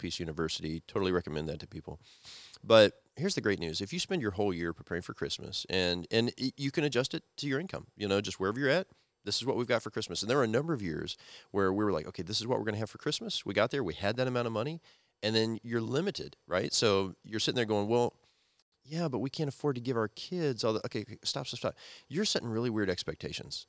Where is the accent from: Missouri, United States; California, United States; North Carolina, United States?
Missouri, United States; moved away; also born or lived in Nebraska; used to live in Missouri and Nebraska in the Midwest when I was growing up